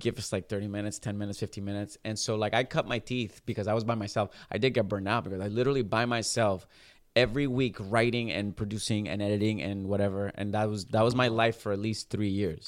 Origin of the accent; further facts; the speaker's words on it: Puerto Rico; moved away as an adult; I'm from Puerto Rico, born and raised